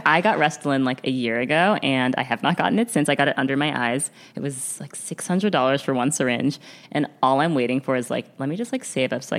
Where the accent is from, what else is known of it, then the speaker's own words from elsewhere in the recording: New York, United States; which as a New Yorker